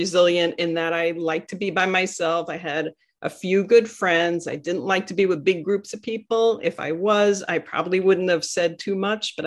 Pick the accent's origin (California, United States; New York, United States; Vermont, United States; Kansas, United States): New York, United States; New York City; I grew up in Sheepshead Bay, Brooklyn